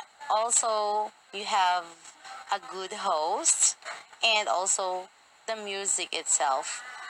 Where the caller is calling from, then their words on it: Philippines; I am calling from the Philippines.